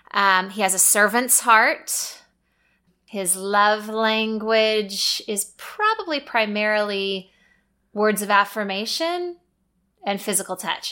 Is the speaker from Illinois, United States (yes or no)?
no; Missouri, United States; moved away as an adult; also born or lived in North Carolina; now in Texas, United States; we grew up in Missouri, went to college in Missouri